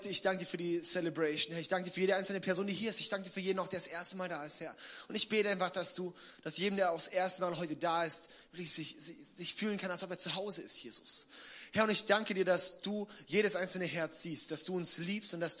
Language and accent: German; Villingen, Baden-Württemberg, Germany; Wir hatten im, im ähm, April eine Worship Night gemacht in, in Villingen. Das ist ja da, wo ich aufgewachsen bin und herkomme und so, ja.